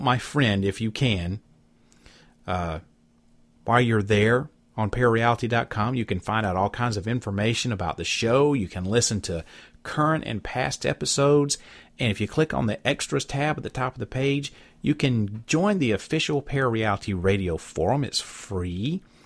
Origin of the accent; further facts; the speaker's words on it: Southeast Alabama, United States; moved away; my hometown in Alabama. That's where I'm from, Southeast Alabama.